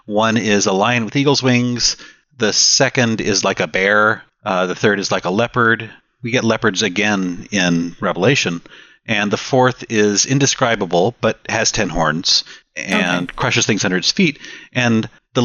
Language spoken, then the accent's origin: English; Austin, Texas, United States; I'm from Austin